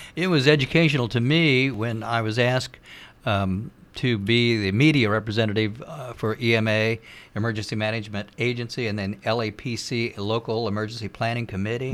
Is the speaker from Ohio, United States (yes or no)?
yes; Cincinnati, Ohio, United States; moved away; also born or lived in Ripley County, Indiana; I'm from Greater Cincinnati area. I've been away for a long time